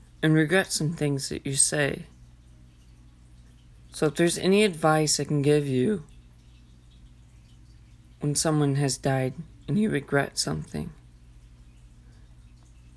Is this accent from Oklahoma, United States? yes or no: yes; Enid, Oklahoma, United States; in a little bitty town here in Enid